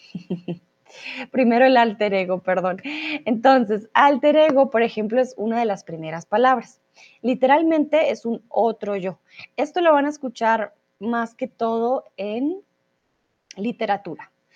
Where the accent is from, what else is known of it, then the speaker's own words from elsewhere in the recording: Colombia; moved away; also born or lived in Germany / Mexico; soy de Colombia